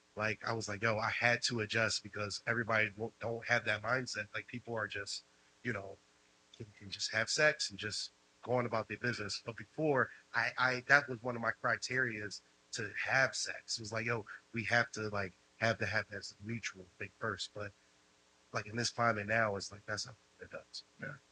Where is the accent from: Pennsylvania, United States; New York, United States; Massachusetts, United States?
Pennsylvania, United States; Philadelphia; moved away as an adult; now in Los Angeles, United States; I'm from Philly